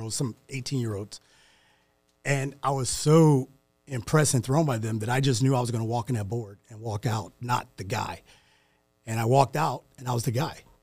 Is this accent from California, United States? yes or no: no; St. Louis, Missouri, United States; moved away; growing up in Saint Louis